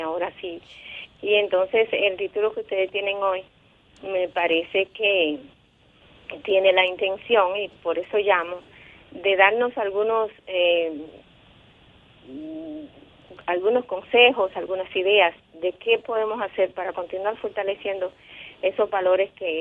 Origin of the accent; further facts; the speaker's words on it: Puerto Plata, Dominican Republic; also born or lived in Santo Domingo; soy de Puerto Plata. Estoy en Santo Domingo en este momento